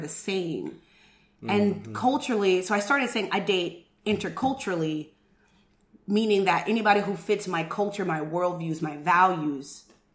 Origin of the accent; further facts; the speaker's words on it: West Coast, United States; moved away; also born or lived in the South; Being that I am black in the South, but I am from the West Coast.